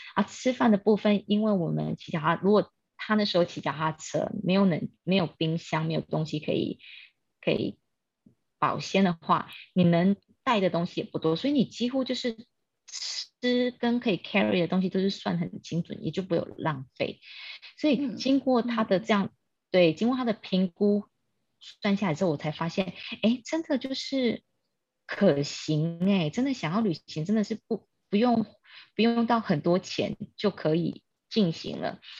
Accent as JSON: {"language": "Chinese", "town": "Kaohsiung", "country": "Taiwan", "also_born_or_lived": "Taipei", "moved": "as an adult", "lives_now": "Australia", "said": "我来自高雄，但是我在台北出生。那因为我居无定所"}